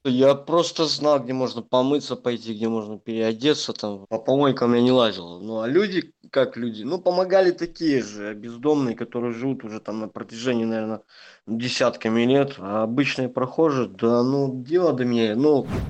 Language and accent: Russian; Belarus; now in Saint Petersburg, Russia; сам я белорус. В Санкт-Петербурге я живу давно уже. 9 лет.